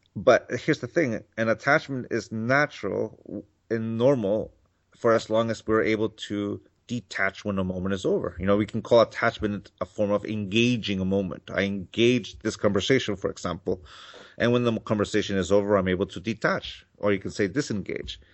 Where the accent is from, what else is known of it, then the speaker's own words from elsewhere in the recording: Mexico; now in California, United States; I grew up in Mexico.